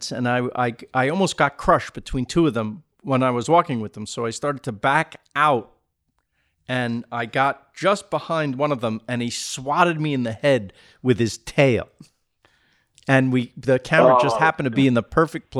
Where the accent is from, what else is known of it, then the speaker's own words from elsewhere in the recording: Rockland County, New York, United States; I grew up in Rockland, which is the poor man's Westchester